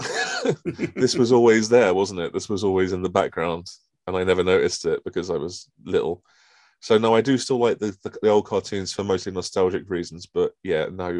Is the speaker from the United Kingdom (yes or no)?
yes; United Kingdom; I'm British